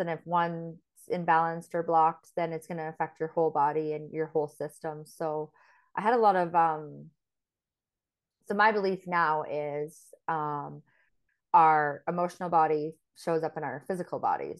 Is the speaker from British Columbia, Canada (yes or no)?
yes; Fort St. John, British Columbia, Canada; moved away as an adult; also born or lived in Grande Prairie, Alberta / Thailand / Mexico; Grand Prairie is where I was actually born and, um, then grew up in Fort Saint John